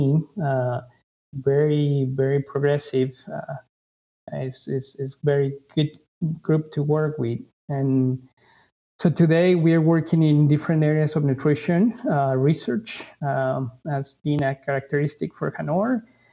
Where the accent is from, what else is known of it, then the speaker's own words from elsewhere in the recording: Ecuador; moved away as an adult; also born or lived in Honduras / North Carolina; now in United States; I'm originally from Ecuador, South America